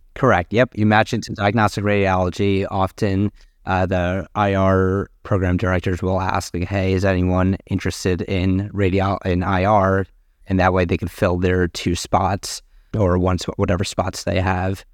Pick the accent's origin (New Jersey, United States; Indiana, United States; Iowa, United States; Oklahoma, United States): New Jersey, United States; moved away as an adult; also born or lived in Boston; now in Washington, D.C., United States; I was born and raised in New Jersey